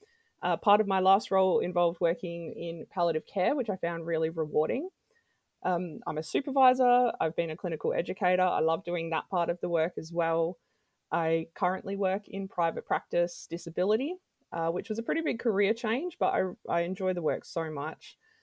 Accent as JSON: {"language": "English", "town": "Adelaide", "region": "South Australia", "country": "Australia", "said": "I've lived in a few different places around Australia and around the world. I'm originally from Adelaide."}